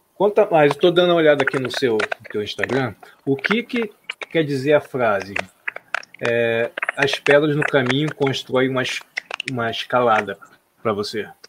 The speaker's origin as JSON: {"language": "Portuguese", "town": "Nova Iguaçu", "region": "Rio de Janeiro", "country": "Brazil", "said": "Nós também somos do Rio, né? Eu sou aqui de Nova Iguaçu"}